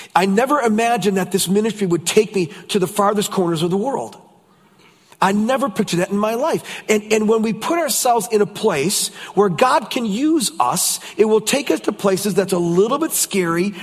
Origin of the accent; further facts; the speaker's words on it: United States; I'm from the States